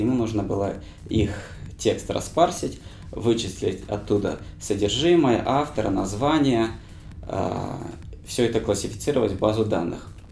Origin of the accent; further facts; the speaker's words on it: Krasnodar, Krasnodar Krai, Russia; moved away as an adult; also born or lived in Tashkent / Saint Petersburg; now in Moscow, Russia; большая часть моей жизни прошла в Краснодаре. Я там закончил школу, поступил, закончил университет